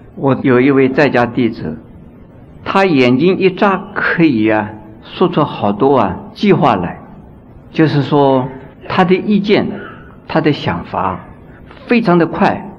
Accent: China; 我们中国人呢，修行佛法呢，所以念佛法门，念到一心不乱

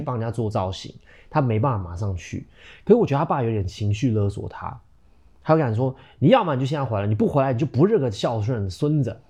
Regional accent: Taiwan; 我们台湾人其实是很感性的，我们心思是很细腻的

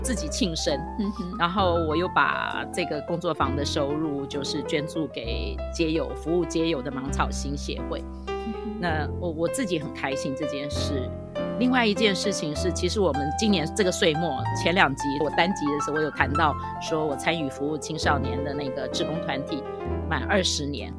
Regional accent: Taipei, Taiwan; 我是在台北长大的，就讲国语就是很自然的

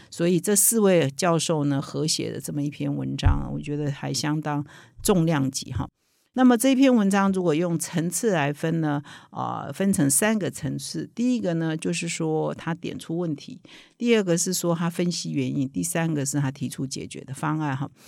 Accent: Taiwan; 我们台湾人非常熟悉的名校

